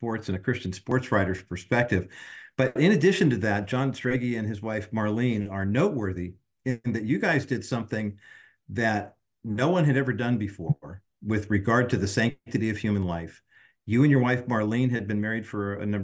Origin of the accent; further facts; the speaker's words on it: Whittier, California, United States; Whittier Daily News. Because that was my hometown paper when I was growing up.